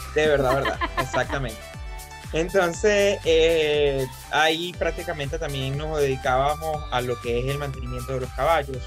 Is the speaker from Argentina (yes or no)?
no; Venezuela; moved away as an adult; now in United States; Yo vengo de Venezuela